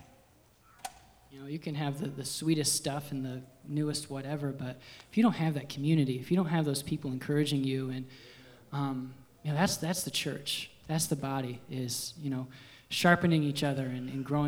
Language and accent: English; Liberty Center, Ohio, United States; born and raised in Liberty Center